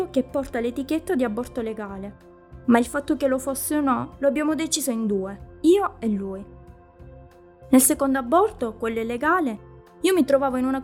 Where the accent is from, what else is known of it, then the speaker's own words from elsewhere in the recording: Sweden; anche nel mio paese di origine, che è la Svezia.